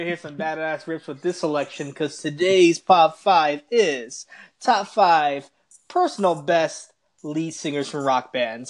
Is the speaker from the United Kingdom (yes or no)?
no; Bronx, New York, United States; growing up in the Bronx, you know, the Bronx, you think of music, you think of hip-hop